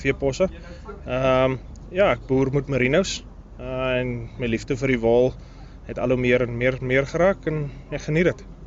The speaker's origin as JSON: {"language": "Afrikaans", "area": "Britstown / Strydenburg", "region": "Northern Cape", "country": "South Africa", "said": "ek uh, kom maar oorspronklik van Britse in Strydenburg. Ons familieplaas lê nog steeds tussen Britse en Strydenburg."}